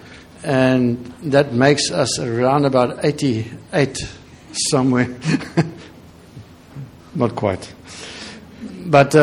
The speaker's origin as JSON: {"language": "English", "country": "South Africa", "said": "we're from, as you know, from South Africa."}